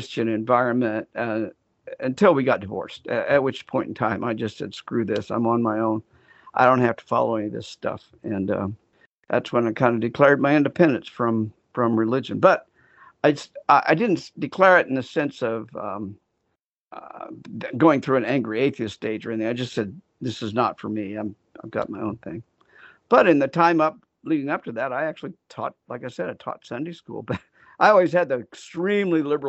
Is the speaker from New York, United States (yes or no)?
no; Wichita, Kansas, United States; I grew up in Wichita, Kansas, which is in the very center of the continental United States